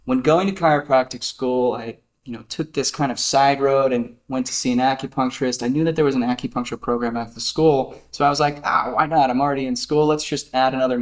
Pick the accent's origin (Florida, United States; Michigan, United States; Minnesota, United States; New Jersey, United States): New Jersey, United States; I come from New Jersey. In the backwoods of South Jersey